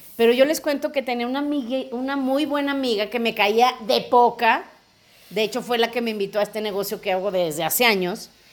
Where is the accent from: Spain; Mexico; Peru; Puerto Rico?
Mexico; León, Guanajuato; also born or lived in Mexico City; yo soy de León